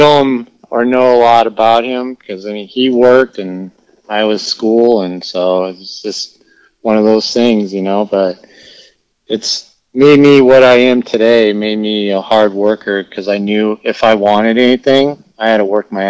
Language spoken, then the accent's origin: English; Escondido, California, United States; also born or lived in Minnesota; I was born in Escondido, which is, like, 30 miles north of San Diego. And when I was 6 years old, we were transferred back to Minnesota, and we lived there for 9 months